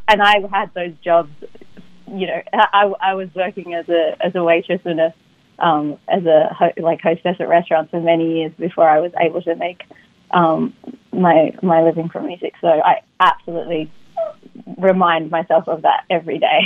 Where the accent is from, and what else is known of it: Sydney, New South Wales, Australia; born or raised there; moved away as an adult; now in United States